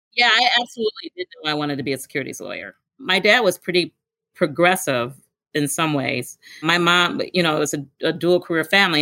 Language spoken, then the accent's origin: English; Milwaukee, Wisconsin, United States; Born and raised in Milwaukee, Wisconsin